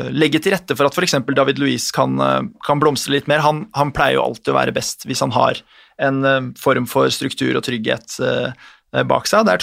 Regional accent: Bondy, Île-de-France, France; er fra, er fra Bondi, da, samme sted som Kylian Mbappé, så det, det, gror godt. Det gror godt der.

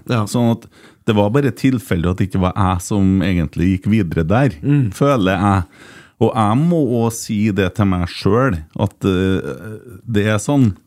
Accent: Fosen, Trøndelag, Norway; FK Fosen, er, der jeg er fra, som er i sjette divisjon.

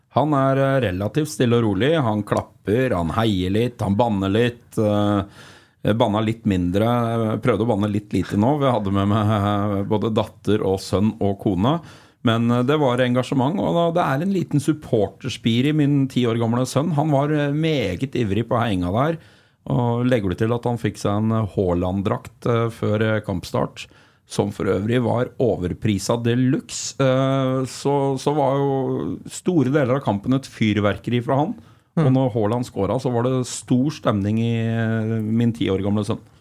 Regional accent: Flisa, Innlandet, Norway; Jeg er fra Flisa

